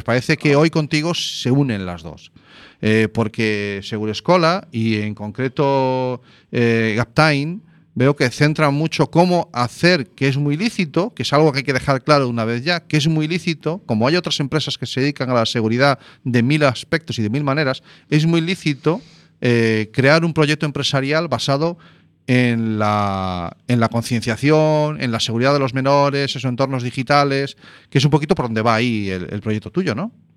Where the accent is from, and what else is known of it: Zarautz, Basque Country, Spain; born or raised there; moved away